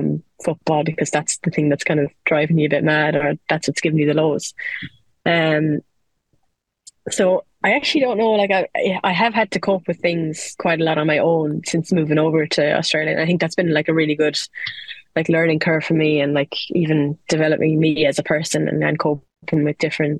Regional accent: Ireland; especially when you're used to loyalty, being an Irish player, because, like, you play for your county, you play for your club, and it's where you're from

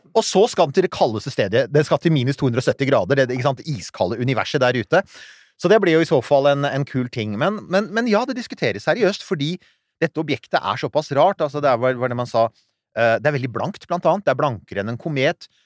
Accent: Rykkinn, Akershus, Norway; der jeg vokste opp, på Rykkvin

